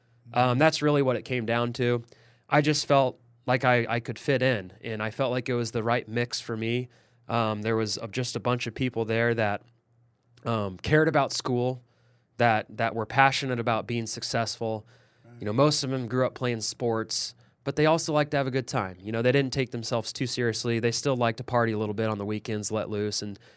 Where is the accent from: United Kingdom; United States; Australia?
United States; Kansas City, Missouri; I was from Kansas City.